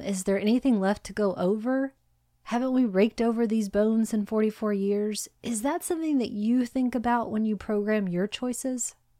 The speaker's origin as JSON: {"language": "English", "region": "Hawaii", "country": "United States", "tie": "born or raised there", "said": "I was born in Hawaii"}